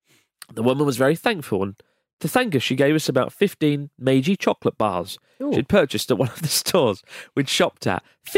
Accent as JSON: {"language": "English", "region": "Utah", "country": "United States", "said": "I'm from Utah."}